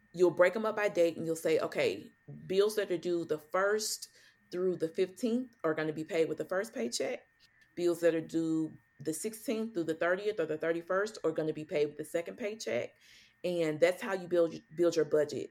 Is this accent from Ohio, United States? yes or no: no; St. Louis, Missouri, United States; moved away as an adult; now in Dallas, United States; I'm originally from St. Louis, Missouri